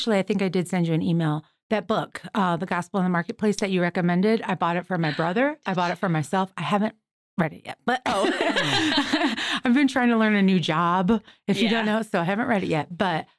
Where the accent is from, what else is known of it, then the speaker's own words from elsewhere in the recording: Detroit, Michigan, United States; I'm from Detroit.